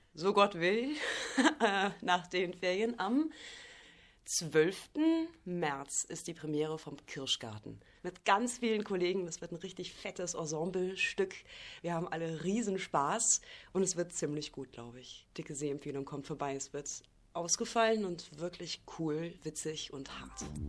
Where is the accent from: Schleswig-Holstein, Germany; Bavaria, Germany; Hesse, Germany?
Bavaria, Germany; now in Rostock, Germany; Ich komme ja auch aus Bayern